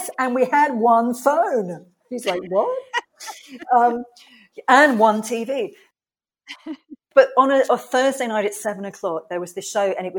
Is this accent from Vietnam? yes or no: no; England, United Kingdom; oh, I'm here from England and I'm at fashion college.